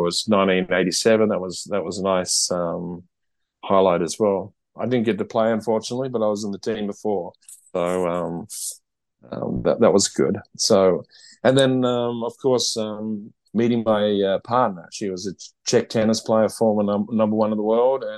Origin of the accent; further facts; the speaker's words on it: Port Noarlunga, South Australia, Australia; I'm from the southern Fleurieu area. So I grew up in Port Nolunga